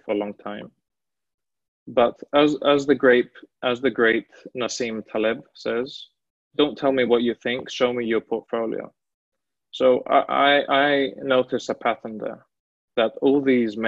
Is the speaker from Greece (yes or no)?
yes; Greece; moved away as an adult; also born or lived in Milan, Italy; I'm originally from Greece